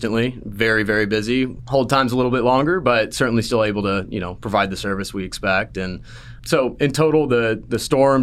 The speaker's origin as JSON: {"language": "English", "area": "Salina", "region": "Texas", "country": "United States", "tie": "born or raised there", "moved": "as an adult", "said": "I grew up in Salina, Texas, a little small town, pretty much my whole life."}